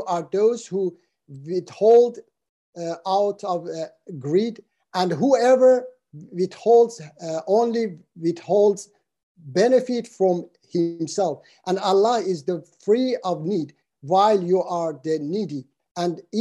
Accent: Iran; my home country, Iran

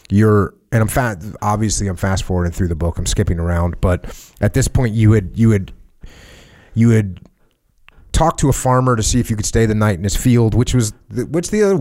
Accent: Moosic, Pennsylvania, United States; also born or lived in Tacoma, Washington; The first decision was to leave Tacoma, Washington, the great Northwest, and relocate to my hometown of Moosic, Pennsylvania.

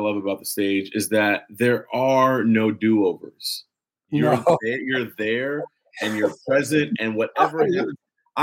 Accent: Los Angeles, California, United States; Los Angeles. I'm from here

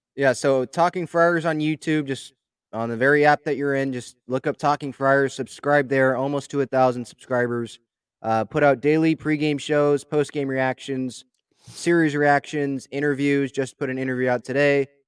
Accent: San Diego, California, United States; I was born in San Diego

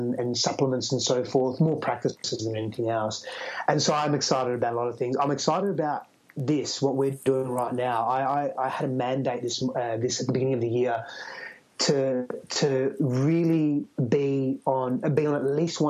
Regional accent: Australia; accent: Australian; now in United States

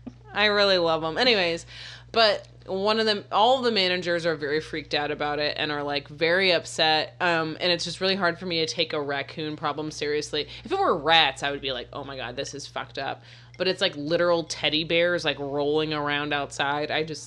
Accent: Florida, United States; moved away; I'm also from Florida.

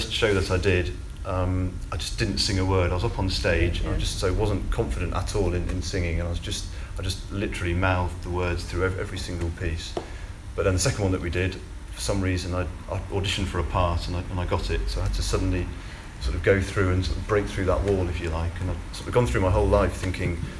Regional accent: Wimborne, South West England, United Kingdom; moved away as an adult; also born or lived in Bromley, Kent / Rotherham; now in Winterbourne, United Kingdom; I moved down to Wimborne on the south coast and lived there sort of through my school years pretty much, and then till going to university

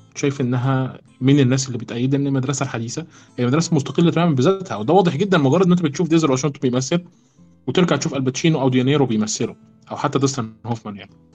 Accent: Egypt; عندنا في مصر

